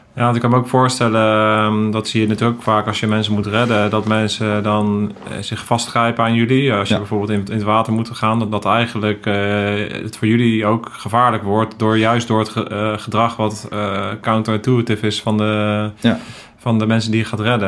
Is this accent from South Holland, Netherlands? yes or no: yes; The Hague, South Holland, Netherlands; ik ben zelf ook Hagenees